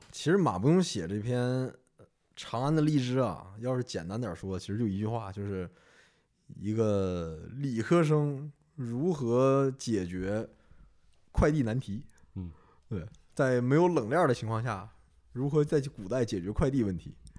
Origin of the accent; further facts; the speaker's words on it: northern China, China; 我作为一个北方人，可能还不太能分得出来